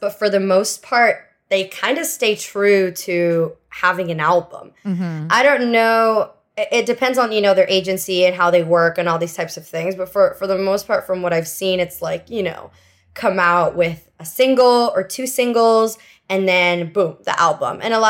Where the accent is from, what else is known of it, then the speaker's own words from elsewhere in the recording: Miami, Florida, United States; also born or lived in Venezuela; My whole family's Cuban, but since I left Cuba, I was born in Venezuela. Oh. And then I came to Miami when I was 6 years old, which is basically Havana 2.0.